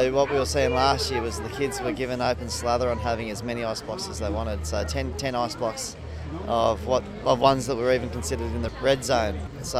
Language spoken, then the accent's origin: English; Kyogle, New South Wales, Australia